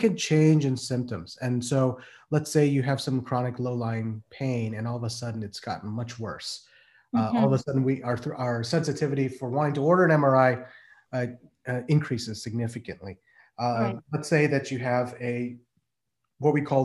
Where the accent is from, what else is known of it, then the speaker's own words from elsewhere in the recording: Midwest, United States; moved away as an adult; also born or lived in Pennsylvania; now in Maryland, United States; I'm from the Midwest, raised and lived there for over 30 years.